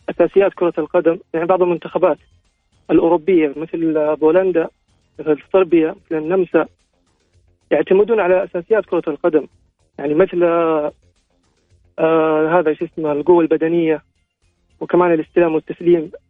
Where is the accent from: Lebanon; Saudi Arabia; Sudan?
Saudi Arabia